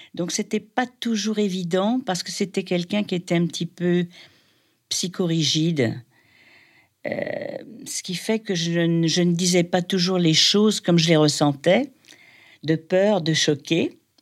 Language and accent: French; Paris, Île-de-France, France; j'ai grandi, alors, euh, j'ai grandi à Paris, à l'âge de 6 ans